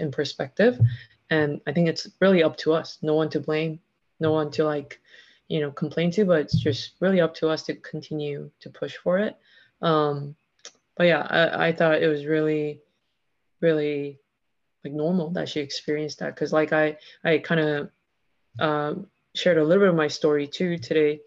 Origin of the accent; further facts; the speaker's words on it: Texas, United States; I grew up in Texas